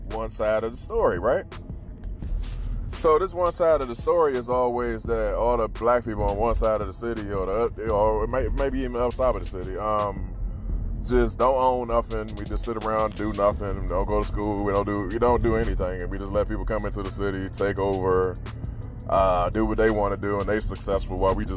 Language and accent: English; Washington, District of Columbia, United States; I grew up in DC